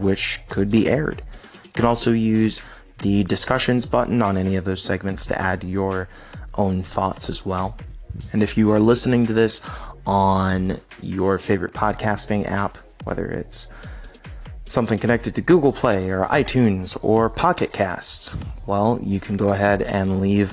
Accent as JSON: {"language": "English", "country": "United States", "said": "as an American"}